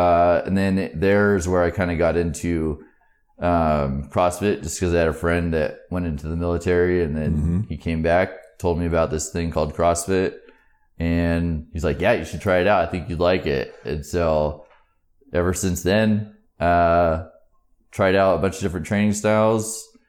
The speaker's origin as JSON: {"language": "English", "town": "Hebo", "region": "Oregon", "country": "United States", "said": "Over in Tillamook County, a place called Hebo."}